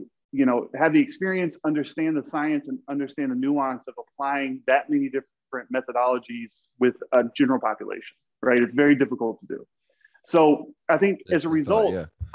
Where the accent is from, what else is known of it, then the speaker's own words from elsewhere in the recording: Texas, United States; I'm from Texas, and there was a town like 10 miles from me.